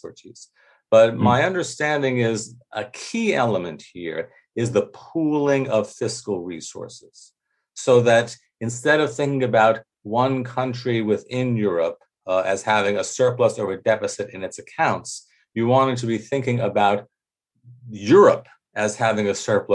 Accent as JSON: {"language": "English", "country": "United States", "said": "as an American"}